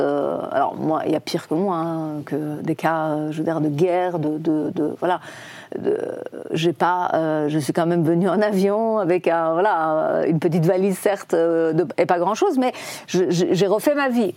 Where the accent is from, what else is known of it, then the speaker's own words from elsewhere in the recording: Iran; French is a second language; moved away as an adult; also born or lived in Tehran; now in Paris, France; c'est chez eux que je suis arrivée la première fois quand j'ai quitté l'Iran.